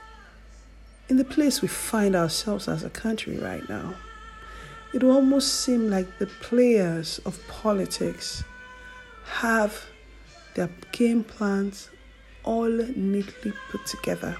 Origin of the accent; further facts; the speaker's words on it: Nigeria; Nigeria is my home country